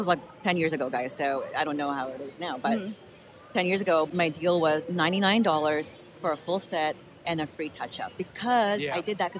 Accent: Philippines; I am Filipino

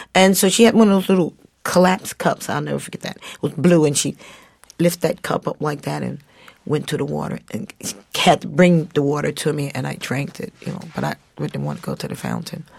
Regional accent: United States; I'm not African but my ancestors are African and I am American

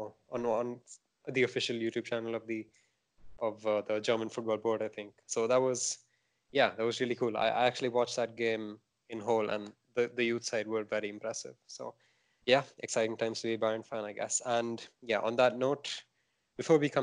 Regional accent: India; I'm Indian

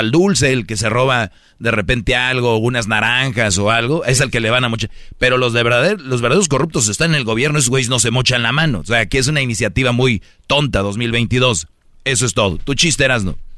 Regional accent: Monterrey, Nuevo León, Mexico; yo que soy de Monterrey

